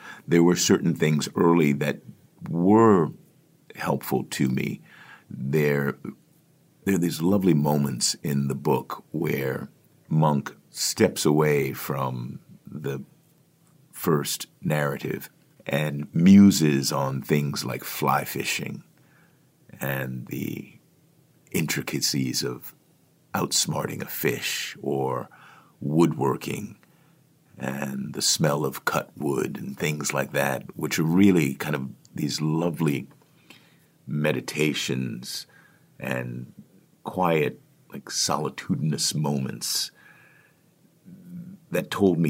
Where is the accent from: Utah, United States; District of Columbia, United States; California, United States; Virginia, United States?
District of Columbia, United States; Washington; Book is set in Washington, D.C., which is my hometown